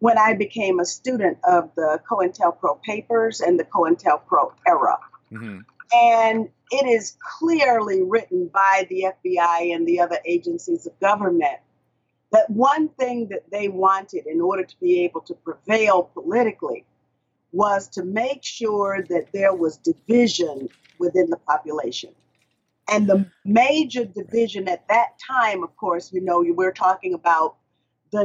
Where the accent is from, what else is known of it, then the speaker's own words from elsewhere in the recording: Georgia, United States; I'm from Georgia. I represented rural Georgia.